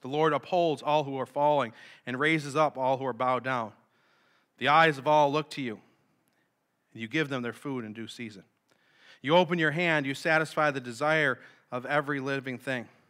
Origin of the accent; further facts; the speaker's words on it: Sanborn, New York, United States; I grew up in Sanborn, so I'm familiar with the area